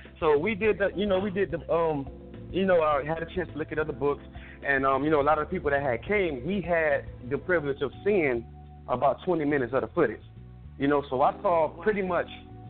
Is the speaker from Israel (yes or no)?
no; Ireland; So I didn't know how big the book world was, because, you know, I came from Ireland.